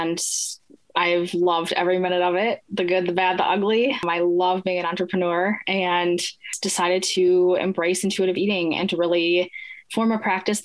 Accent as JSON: {"language": "English", "region": "Minnesota", "country": "United States", "said": "I'm from Minnesota"}